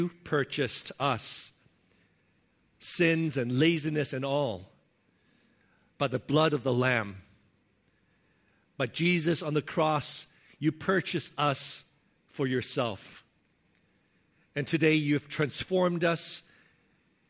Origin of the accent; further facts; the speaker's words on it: Hong Kong; moved away; when I was growing up in Hong Kong